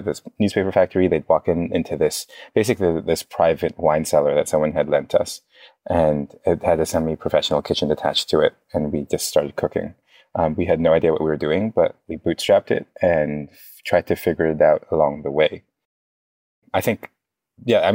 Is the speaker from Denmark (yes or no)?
no; Hong Kong; moved away as an adult; also born or lived in United States; I'm from Hong Kong and we were in Hong Kong and I was 16.